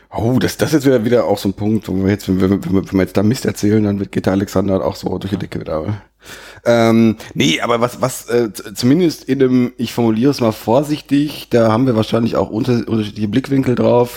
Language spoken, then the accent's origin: German; Sauerland, North Rhine-Westphalia, Germany; mich als Sauerländer